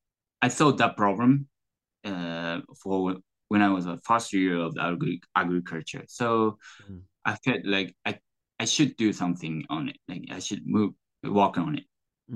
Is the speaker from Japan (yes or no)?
yes; Osaka, Japan; English is a second language; also born or lived in Texas, United States / Tamba; I grew up in Osaka